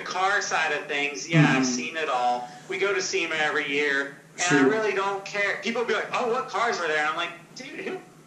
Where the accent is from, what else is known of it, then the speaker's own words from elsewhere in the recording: Jacksonville, Florida, United States; I grew up in Jacksonville, Florida